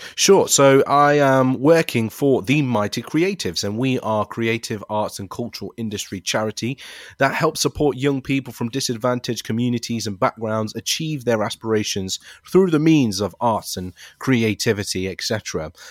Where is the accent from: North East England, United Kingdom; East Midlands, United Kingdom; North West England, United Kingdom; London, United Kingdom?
East Midlands, United Kingdom; Leicester; I'm also very proud to be a British Asian, born and raised in Leicester